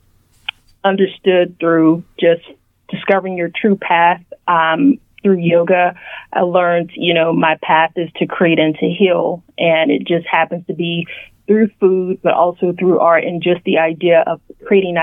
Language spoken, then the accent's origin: English; Oklahoma City, Oklahoma, United States; now in Washington, D.C., United States; I grew up in Oklahoma City